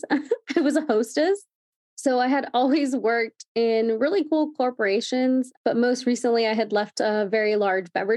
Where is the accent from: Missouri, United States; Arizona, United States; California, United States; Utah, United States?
California, United States; Chino; I'm from Chino, so that's 20 minutes from Anaheim Hills